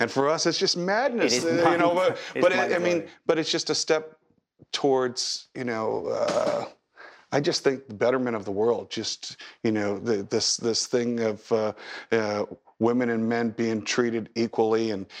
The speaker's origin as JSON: {"language": "English", "country": "Taiwan", "tie": "born or raised there", "said": "But I grew up in Taiwan, actually."}